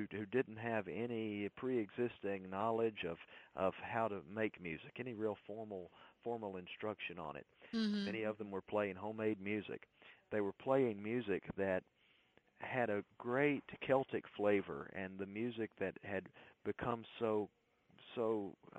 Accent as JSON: {"language": "English", "region": "Mississippi", "country": "United States", "tie": "born or raised there", "moved": "as an adult", "lives_now": "Nashville, United States", "said": "I started out here in Nashville as a student at Belmont University, moved to Nashville from my home state of Mississippi"}